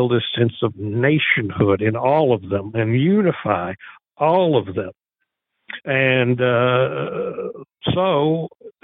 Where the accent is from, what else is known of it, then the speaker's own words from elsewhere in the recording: Texas, United States; We're Texans first.